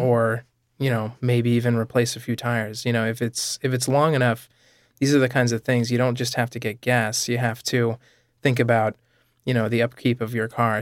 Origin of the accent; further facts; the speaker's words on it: New England, United States; now in Rhode Island, United States; I grew up in New England, so I'm used to states that are small